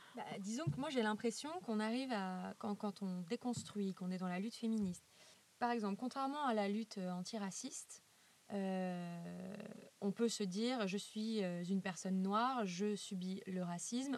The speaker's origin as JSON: {"language": "French", "town": "Lyon", "region": "Auvergne-Rhône-Alpes", "country": "France", "said": "Je suis lyonnaise"}